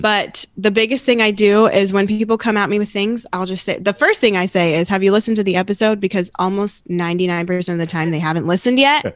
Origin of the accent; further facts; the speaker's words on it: Phoenix, Arizona, United States; I grew up here in Arizona, not in Mesa, but in North Phoenix